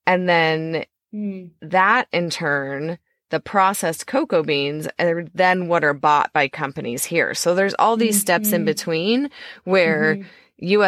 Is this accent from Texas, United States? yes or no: no; Iowa, United States; We're from Iowa.